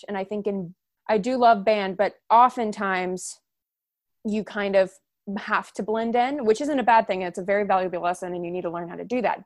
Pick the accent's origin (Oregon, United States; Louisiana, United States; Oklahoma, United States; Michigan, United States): Oklahoma, United States; Edmond; moved away as an adult; now in Canton, United States; I am originally from Edmond, Oklahoma, but in, went to school at Baldwin Wallace University in Ohio, and now I live in Canton, Ohio